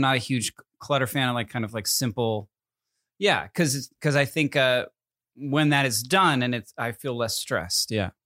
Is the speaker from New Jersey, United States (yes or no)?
yes; New Jersey, United States; also born or lived in Connecticut; now in California, United States; Growing up in New Jersey and Connecticut